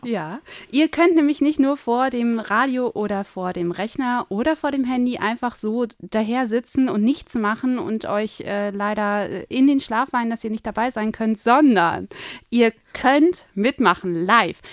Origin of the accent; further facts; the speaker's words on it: Hamburg, Germany; Ich komme eigentlich aus Hamburg